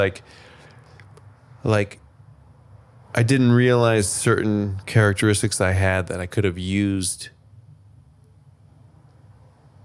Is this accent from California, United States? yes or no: yes; Los Angeles, California, United States; moved away as an adult; also born or lived in New York; I was born